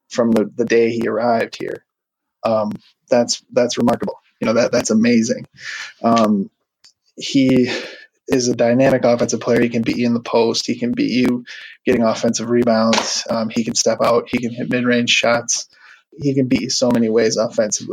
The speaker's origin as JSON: {"language": "English", "region": "Wisconsin", "country": "United States", "moved": "yes", "lives_now": "Minneapolis, United States", "said": "I'm originally from Wisconsin, but I live, in Minneapolis now"}